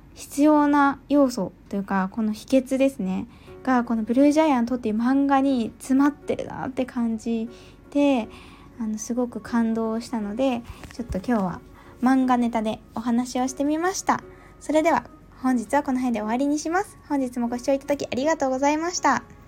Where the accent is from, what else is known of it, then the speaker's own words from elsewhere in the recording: Yamagata, Japan; 私、東北出身なので、まあ、山形出身なので